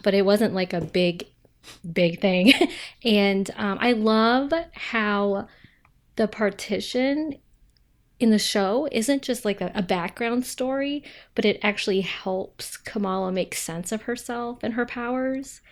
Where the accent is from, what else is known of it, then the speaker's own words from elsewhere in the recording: Ohio, United States; I'm from Ohio